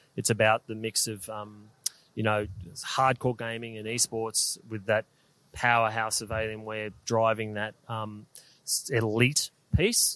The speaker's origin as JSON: {"language": "English", "town": "Melbourne", "region": "Victoria", "country": "Australia", "tie": "born or raised there", "said": "we're from Melbourne, so we. Yeah, proud Melburnians"}